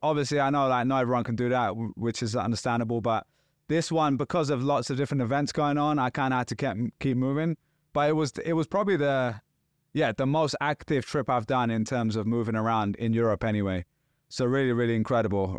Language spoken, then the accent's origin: English; London, United Kingdom; I'm from London